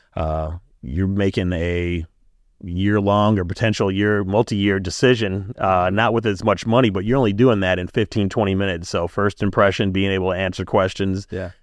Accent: Milwaukee, Wisconsin, United States; Growing up in Brewers Hill and being on the East Side

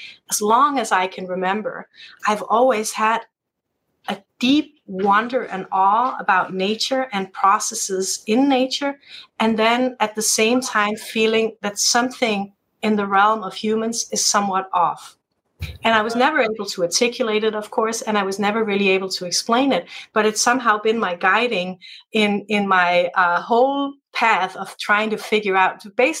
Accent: Denmark; moved away; being part American but part Danish, growing up in the Danish system

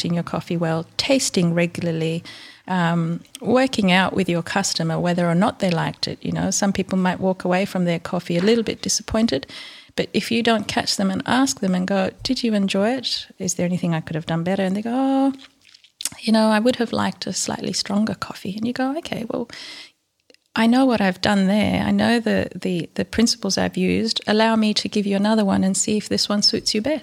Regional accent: Ethiopia; also born or lived in India; now in Launceston, Australia; I was born and grew up in Ethiopia

